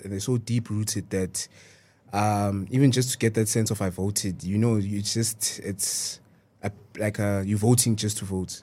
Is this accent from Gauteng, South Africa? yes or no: yes; Johannesburg, Gauteng, South Africa; also born or lived in Eastern Cape; I am from Eastern Cape, grew up here in Johannesburg